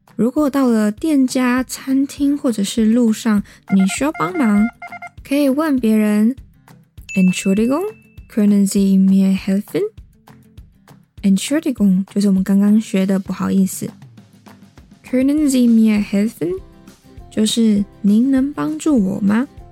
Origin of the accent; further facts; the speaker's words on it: Taiwan; 我来自台湾